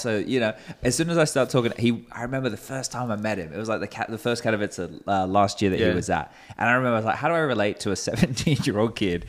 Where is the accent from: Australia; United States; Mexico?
Australia; moved away as an adult; also born or lived in Europe; We're from Australia.